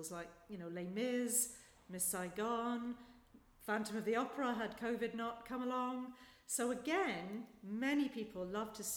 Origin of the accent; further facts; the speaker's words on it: Glasgow, Scotland, United Kingdom; also born or lived in Manchester; now in Edinburgh, United Kingdom; I'm from Glasgow.